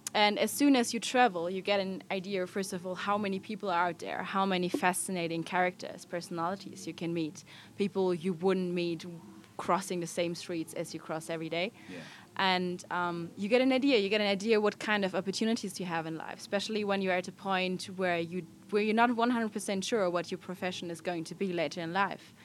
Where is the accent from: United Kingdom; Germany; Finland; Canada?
Germany; I'm from Germany, a traveler.